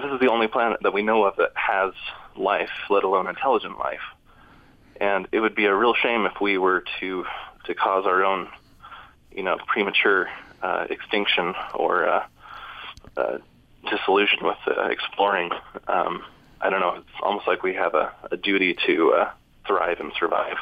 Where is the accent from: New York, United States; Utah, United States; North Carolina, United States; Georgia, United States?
Utah, United States; I grew up in Utah